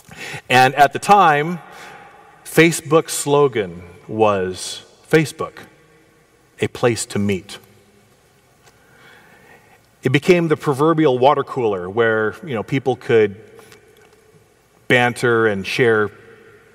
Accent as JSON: {"language": "English", "town": "Portland", "country": "United States", "tie": "born or raised there", "said": "we grew up together in Portland Adventist Elementary School"}